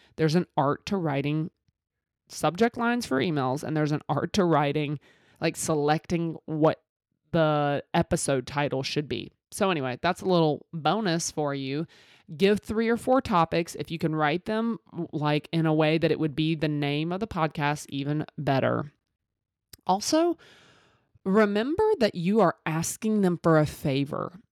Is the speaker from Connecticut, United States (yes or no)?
no; Mississippi, United States; I'm from Mississippi with these country ass sayings